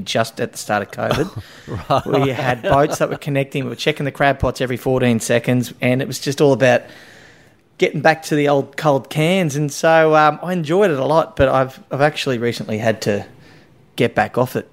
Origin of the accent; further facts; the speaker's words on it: Rockhampton, Queensland, Australia; moved away as an adult; also born or lived in Brisbane / Sydney; now in Currumbin, Australia; when I grew up, I'm from Rockhampton, and I went to uni in Brisbane